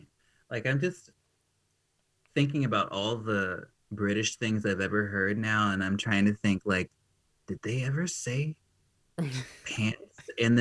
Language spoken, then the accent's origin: English; the South, United States; accent: American; now in Nashville, United States; I say tennis shoes because I'm from the South.